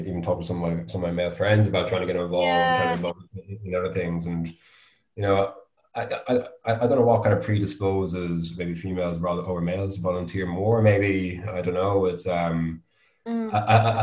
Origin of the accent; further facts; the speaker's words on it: Galway, Connacht, Ireland; moved away as an adult; also born or lived in London; So I grew up in Galway as younger, but I moved back to Galway around 5 years ago